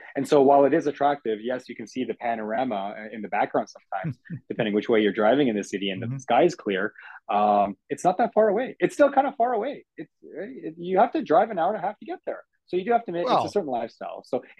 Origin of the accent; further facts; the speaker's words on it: Edmonton, Alberta, Canada; when I grew up in Edmonton, I was in the north side. I was in Castle Downs.